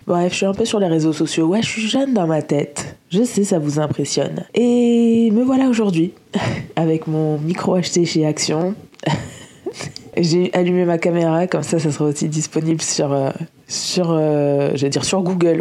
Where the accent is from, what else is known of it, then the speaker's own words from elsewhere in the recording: Lille, Hauts-de-France, France; moi je viens de Lille